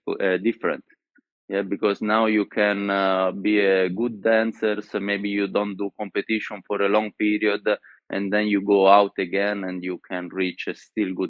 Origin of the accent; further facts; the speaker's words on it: Florence, Tuscany, Italy; English is a second language; also born or lived in Sicily; I was born in Sicily, but then I lived in Florence all my life